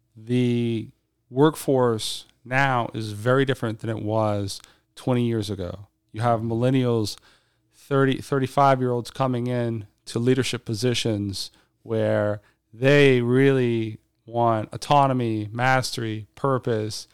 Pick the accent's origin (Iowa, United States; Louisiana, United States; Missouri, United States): Louisiana, United States; South; moved away as an adult; now in Shanghai, China; I'm from South Louisiana.